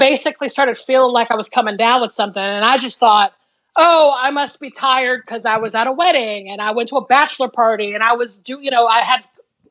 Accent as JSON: {"language": "English", "region": "Georgia", "country": "United States", "said": "I'm from Georgia."}